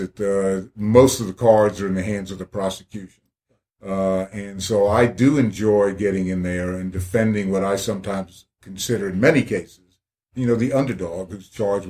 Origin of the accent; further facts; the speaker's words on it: New Jersey, United States; moved away as an adult; also born or lived in Clemson, South Carolina; now in Columbia, United States; I'm from New Jersey